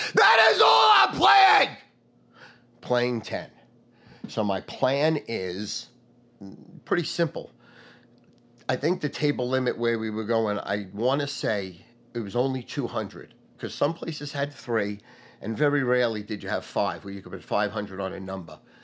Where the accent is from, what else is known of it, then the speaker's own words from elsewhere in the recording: North Massapequa, New York, United States; also born or lived in Brooklyn; I moved from Brooklyn to North Massapequa.